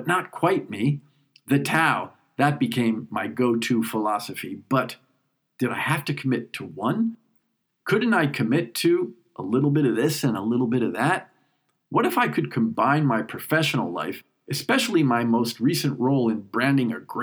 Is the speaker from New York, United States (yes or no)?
yes; New York, United States; moved away as an adult; now in Switzerland; But I'm a New Yorker, and it's my first time back since 9/11